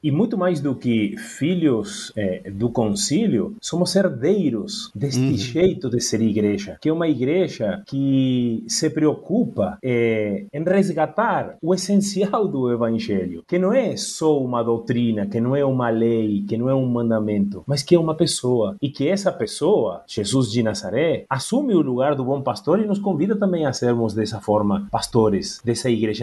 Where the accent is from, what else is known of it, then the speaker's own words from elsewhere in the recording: Argentina; Portuguese is a second language; moved away; como argentino